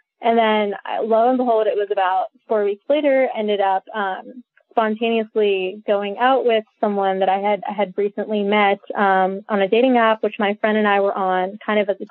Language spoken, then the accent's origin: English; India; I was born in India. I've been raised Hindu.